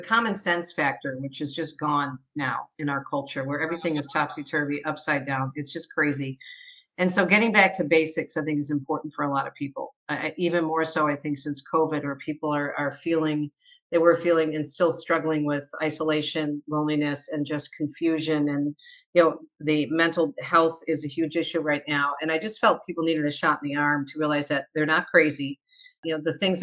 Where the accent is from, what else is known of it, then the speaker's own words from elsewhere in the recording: Michigan, United States; also born or lived in New Jersey; I was born in New Jersey, but I was raised in Michigan